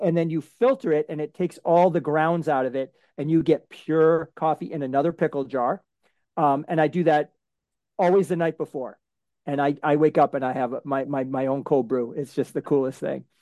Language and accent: English; Framingham, Massachusetts, United States; I grew up in Framingham, Massachusetts.